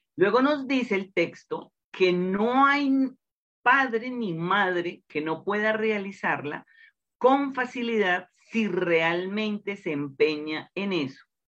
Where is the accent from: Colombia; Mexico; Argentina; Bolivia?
Colombia; en el interior de mi país, Colombia